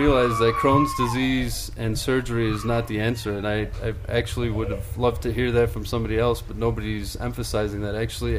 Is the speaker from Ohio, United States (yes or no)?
no; Chicago, Illinois, United States; also born or lived in Greece; I'm from Chicago.